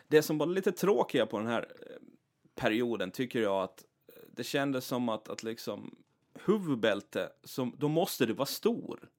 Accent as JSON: {"language": "Swedish", "country": "Åland Islands", "tie": "born or raised there", "said": "inbiten ålänning"}